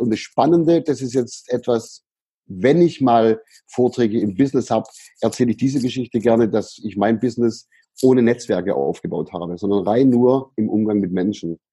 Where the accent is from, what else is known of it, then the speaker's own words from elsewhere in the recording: Böblingen, Baden-Württemberg, Germany; also born or lived in Sindelfingen; in Böblingen, in der, in der Stadt, aus der ich herkomme